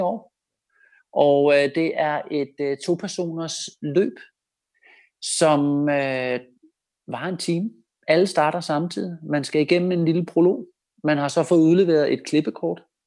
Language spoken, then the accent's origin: Danish; Denmark; man som dansker